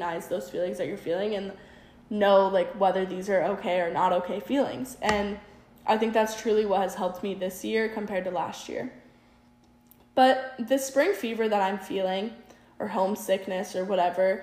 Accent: South Dakota, United States; moved away; growing up in South Dakota

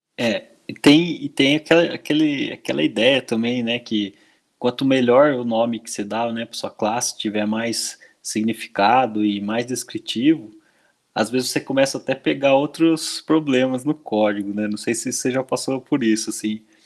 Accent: Brazil; first language Portuguese; aqui no Brasil, né, escrevendo código em inglês, né? dando nome para as coisas em inglês e não em português, que é a nossa língua nativa

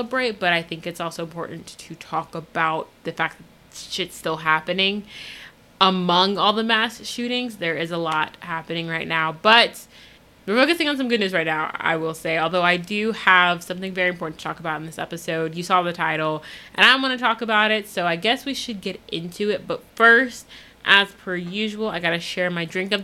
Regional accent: United States; being an American

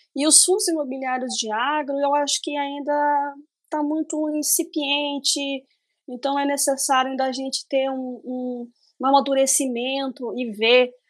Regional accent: interior of Paraná, Brazil; eu sou do interior do Paraná, então a minha região aqui é extremamente agrícola

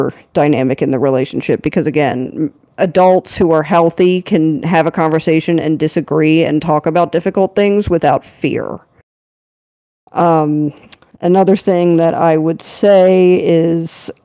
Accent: Maryland, United States; growing up in Maryland

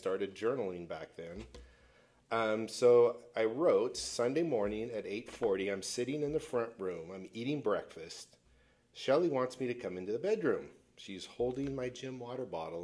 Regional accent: Pacific Northwest, United States; I was born and raised in the Great Pacific Northwest.

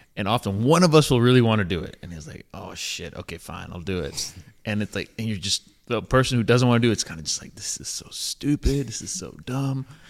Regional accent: Johnson City, Tennessee, United States; moved away as an adult; also born or lived in North Carolina; my hometown, Johnson City, Tennessee

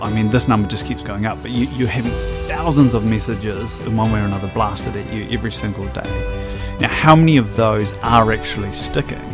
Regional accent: Hamilton, Waikato, New Zealand; I was born in Hamilton Hospital, I guess Waikato Hospital.

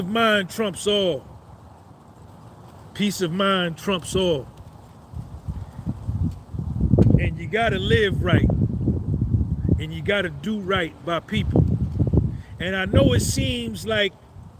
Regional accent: New Jersey, United States; I was from Jersey

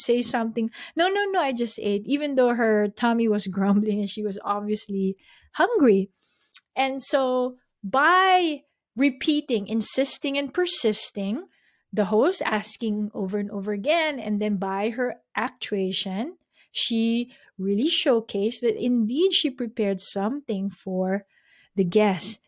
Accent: Philippines; we're Filipino, we all grew up in the same way

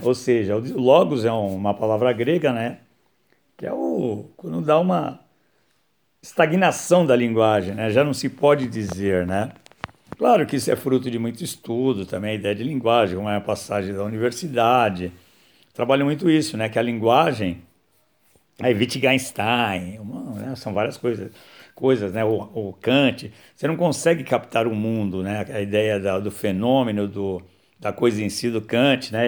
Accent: São Paulo, Brazil; Nasci em São Paulo, né, em 15 de fevereiro de 1960

